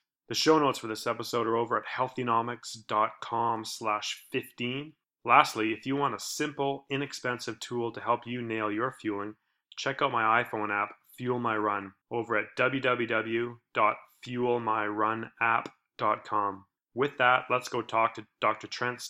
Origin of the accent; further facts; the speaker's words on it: Victoria, British Columbia, Canada; the Canadian Sport Institute Pacific in my hometown of Victoria, BC.